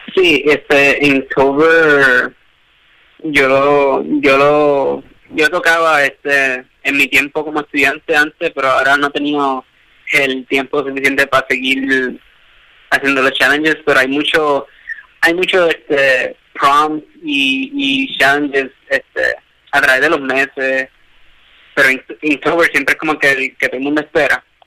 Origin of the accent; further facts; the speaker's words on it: Puerto Rico; nuestra propia isla en Puerto Rico